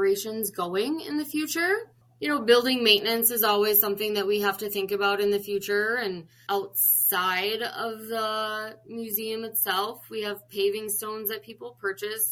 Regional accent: Chicago, Illinois, United States; moved away as an adult; now in North Dakota, United States; I'm originally from Chicago

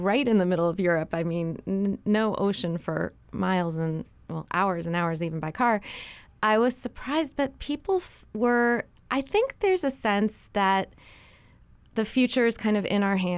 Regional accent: St. Louis, Missouri, United States; So I grew up in St. Louis, Missouri, which is in really the center of the mainland

